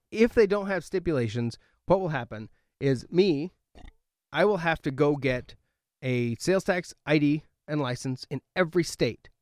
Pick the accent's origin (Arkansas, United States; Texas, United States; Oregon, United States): Oregon, United States; Oregon, my home state